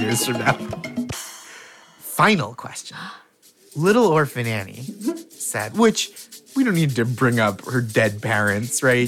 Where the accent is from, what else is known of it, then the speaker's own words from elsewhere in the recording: Boston, Massachusetts, United States; I'm from from around Boston